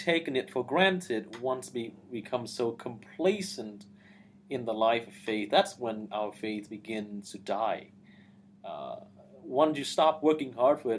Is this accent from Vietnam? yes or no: yes; Vietnam; moved away; not growing up in Vietnam in the midst of oppression and persecution